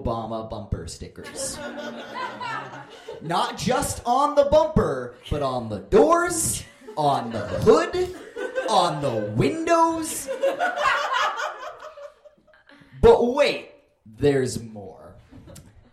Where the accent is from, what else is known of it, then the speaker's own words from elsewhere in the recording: Phoenix, Arizona, United States; I hail from Phoenix, Arizona